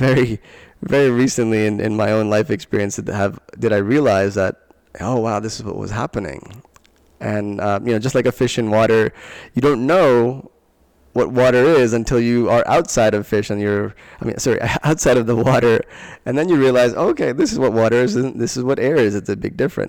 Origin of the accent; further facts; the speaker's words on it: Long Island, New York, United States; I grew up in Long Island, New York, and we moved from one town to another